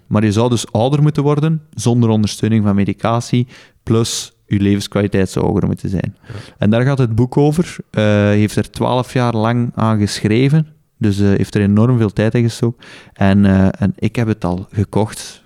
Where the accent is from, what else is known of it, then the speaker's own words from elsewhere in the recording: Belgium; Als Belg